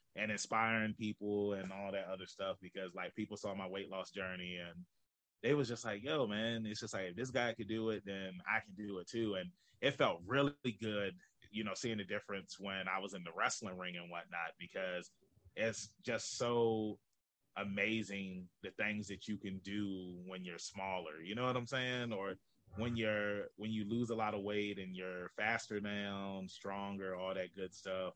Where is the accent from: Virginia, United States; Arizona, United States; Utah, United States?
Virginia, United States; Norfolk; I was born and raised here in Norfolk, Virginia